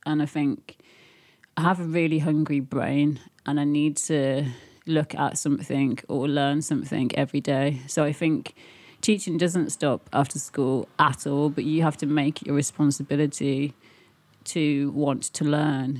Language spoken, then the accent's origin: English; Birmingham, West Midlands, United Kingdom; moved away; also born or lived in Leeds / London; I grew up in Birmingham, unfortunately, and then I moved to Yorkshire, and then I moved to London